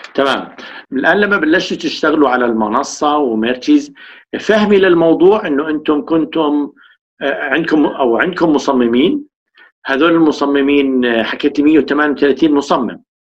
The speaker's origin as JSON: {"language": "Arabic", "country": "Jordan", "said": "ثقافه الطاقيه مش موجوده عندنا بالاردن"}